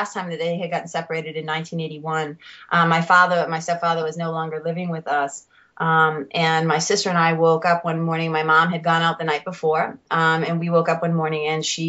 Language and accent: English; Lawrence, Massachusetts, United States; I grew up in Lawrence, Mass. Lawrence is about 30 minutes north of Boston.